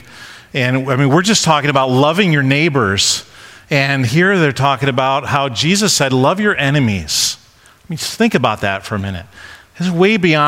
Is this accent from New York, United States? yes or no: yes; Rochester area, New York, United States; also born or lived in Honeoye, New York / Avon, New York; we moved out of downtown Rochester and moved to this little town called Honeoy, New York